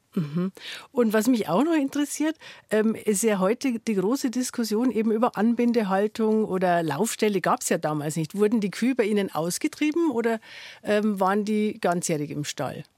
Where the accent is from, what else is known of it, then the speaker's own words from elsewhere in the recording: Bavaria, Germany; bei uns in Bayern